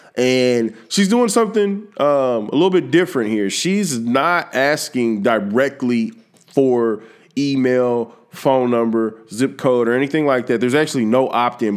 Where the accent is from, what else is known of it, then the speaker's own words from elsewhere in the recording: Texas, United States; I'm from Texas